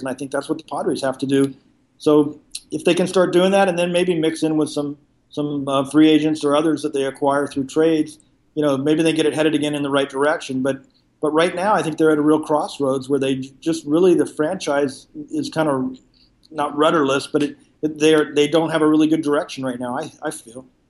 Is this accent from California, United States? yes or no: yes; La Mesa, California, United States; also born or lived in San Diego; I was, uh, born and raised in San Diego. I grew up in La Mesa, just about ten miles from the stadium